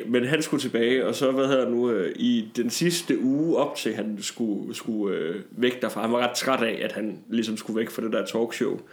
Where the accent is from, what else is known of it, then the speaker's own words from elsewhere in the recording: Tarm, Central Denmark Region, Denmark; moved away; hjemme fra, fra Tarm, hvor jeg kommer fra